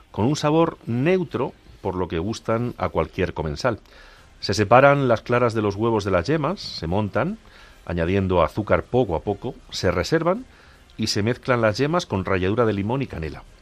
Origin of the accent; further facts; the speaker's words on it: Agudo, Castilla-La Mancha, Spain; El padre José Luis eh, ha sido durante unos años párroco de mi pueblo, de Agudo, y ahora está cumpliendo su misión eh, pastoral en, otro pueblecito de, Ciudad Real